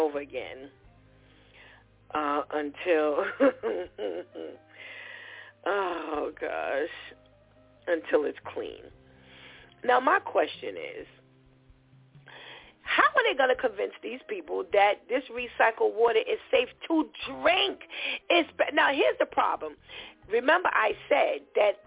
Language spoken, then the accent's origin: English; New York, United States; we come from New York